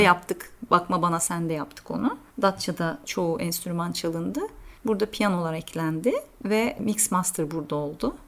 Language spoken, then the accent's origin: Turkish; Turkey; now in Athens, Greece; Evet diyorum Türk'üm